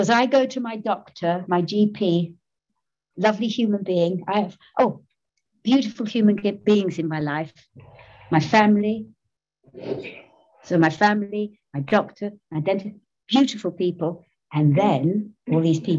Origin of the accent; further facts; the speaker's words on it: London, United Kingdom; I'm born and brought up in Soho, my lovely Soho.